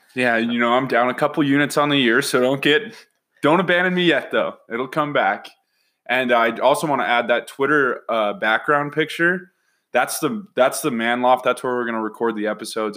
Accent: Salt Lake City, Utah, United States; born and raised in Salt Lake

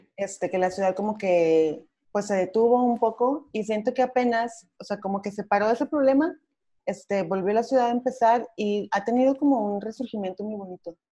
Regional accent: Torreón, Coahuila, Mexico; moved away as an adult; now in Mexico City, Mexico; soy de Coahuila, de Torreón, Coahuila, del norte, pero tengo dos años aquí en Ciudad de México

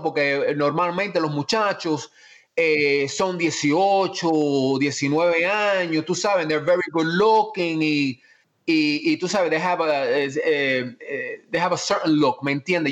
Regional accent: Miami, Florida, United States; also born or lived in Cuba / Spain / Virginia / Atlanta; como soy de Miami, me crié en Miami

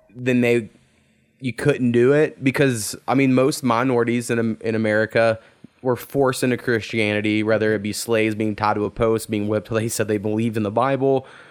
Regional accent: Oklahoma, United States; we're from the territory in which that happened

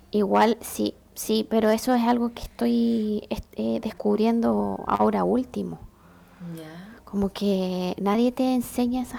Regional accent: Santiago, Santiago Metropolitan Region, Chile; moved away; yo soy de Peñalolén y en Peñalolén hay cuatro sectores, o tres. Primero está Peñalolén Alto, Después Peñalolén Alto La Nueva, que es más cuico.

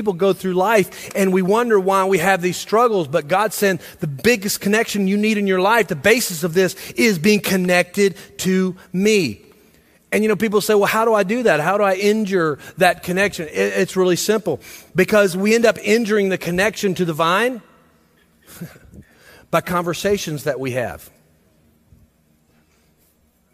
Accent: Millersville, United States; I grew up in Millersville

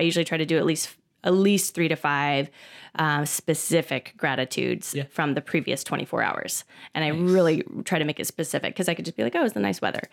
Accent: Phoenix, Arizona, United States; I'm a native from Phoenix and I grew up here

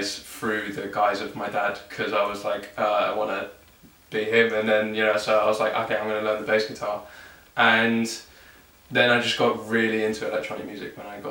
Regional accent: Cranleigh, South East England, United Kingdom; moved away as an adult; also born or lived in South London; now in London, United Kingdom; I was born in South London, and then when I was very young, my parents moved to Surrey, where my dad grew up. And so I grew up in Cranley.

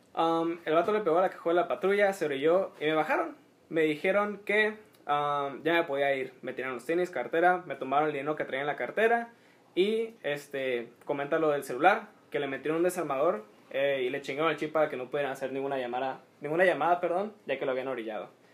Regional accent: Mexico

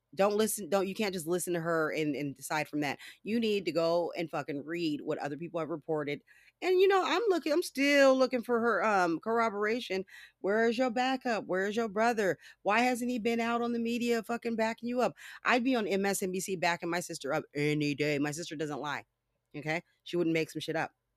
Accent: California, United States; I'm from California

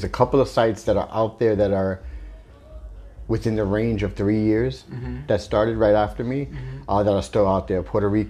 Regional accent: New York City, New York, United States; When I grew up in East New York, Brooklyn

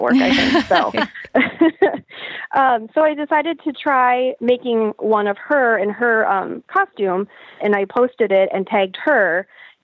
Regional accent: Sioux City, Iowa, United States; now in Omaha, United States; I'm originally from Sioux City, Iowa, right smack in the Midwest. But now I live in Omaha, Nebraska.

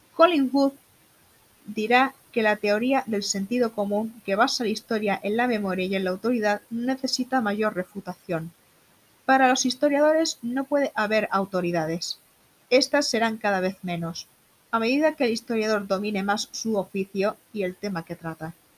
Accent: Málaga, Andalusia, Spain; soy malagueña de nacimiento

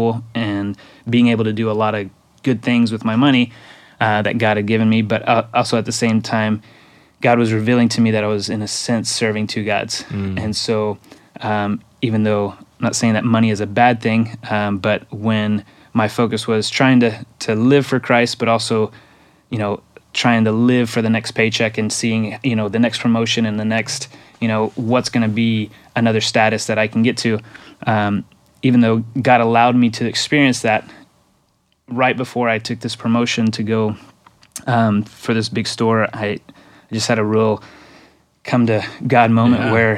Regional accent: Mexico; first language Spanish; English is a second language; And so Mexico is home for me. And I did grow up there.

